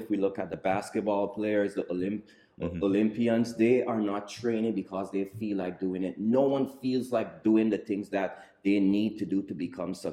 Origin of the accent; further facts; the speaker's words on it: Guyana; As a kid growing up in Guyana, like the kids in the Western society